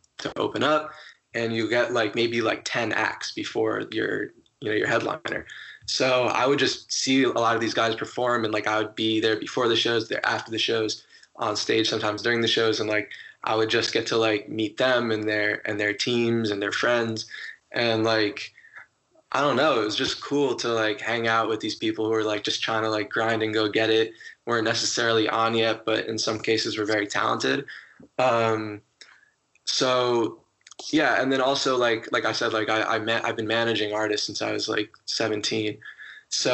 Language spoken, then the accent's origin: English; right outside of New Haven, Connecticut, United States; I grew up right outside of New Haven.